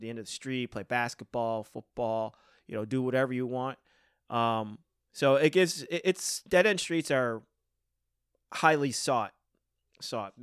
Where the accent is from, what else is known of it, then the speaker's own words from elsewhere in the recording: West Seneca, New York, United States; I grew up in West Seneca